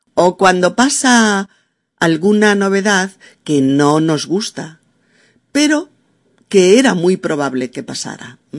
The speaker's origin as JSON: {"language": "Spanish", "country": "Spain", "said": "mi país"}